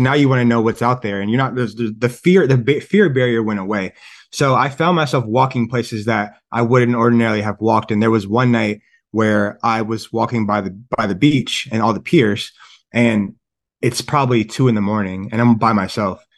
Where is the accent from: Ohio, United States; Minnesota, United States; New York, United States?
Ohio, United States; Columbus; also born or lived in San Francisco / Michigan / Davidson College; I'm from Columbus, Ohio, and it's like, it's freezing here